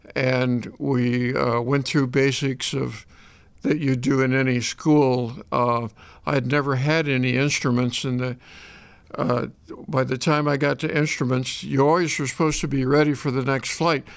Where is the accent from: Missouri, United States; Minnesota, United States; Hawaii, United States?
Missouri, United States; Shelbina; moved away as an adult; also born or lived in Los Angeles, California / Chicago area, Illinois; I was born in Los Angeles, but when I was in the sixth grade, we moved back to Shelbyne, Missouri